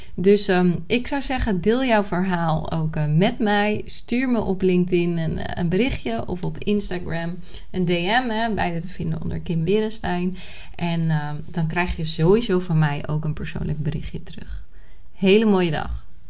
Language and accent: Dutch; Nieuw-Vennep, North Holland, Netherlands; moved away as an adult; also born or lived in Córdoba, Spain; now in Málaga, Spain; ik ben opgegroeid in Nieuw-Vennep. Dat is in de buurt van Amsterdam, hè, de Haarlemmermeer